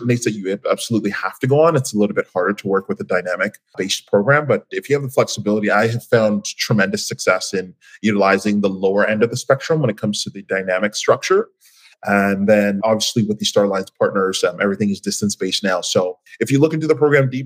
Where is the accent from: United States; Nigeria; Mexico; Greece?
Nigeria; now in Toronto, Canada; I'm originally from Nigeria.